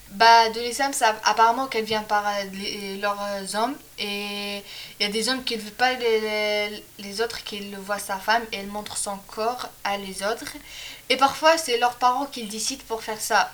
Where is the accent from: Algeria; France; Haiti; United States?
Algeria; Tlemcen, Tlemcen Province; moved away; Je viens d'Algérie, exactement à Tlemcen